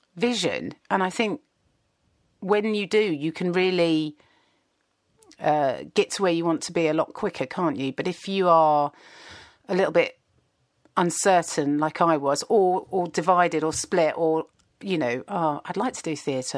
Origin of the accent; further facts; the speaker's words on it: Kingston upon Thames, London, United Kingdom; I grew up in Kingston and just outside of London